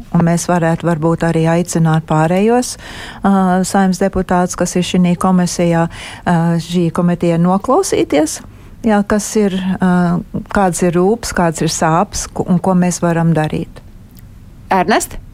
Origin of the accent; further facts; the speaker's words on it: United States; now in Latvia; uzaugot Amerikā